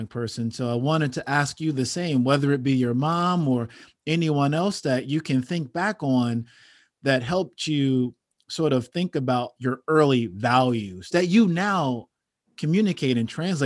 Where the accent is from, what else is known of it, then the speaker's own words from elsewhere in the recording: Chicago, Illinois, United States; I grew up on 73rd and Western